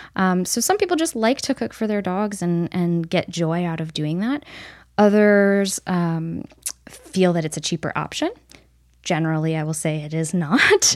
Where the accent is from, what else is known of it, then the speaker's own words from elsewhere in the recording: upstate New York, United States; moved away as an adult; also born or lived in Missouri; I grew up in New York State, kind of all over, but mostly upstate New York